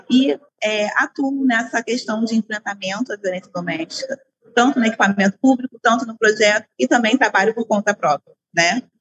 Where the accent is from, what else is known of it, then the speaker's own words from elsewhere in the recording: Rio de Janeiro, Brazil; mulher preta da periferia aqui do Rio, sou carioca.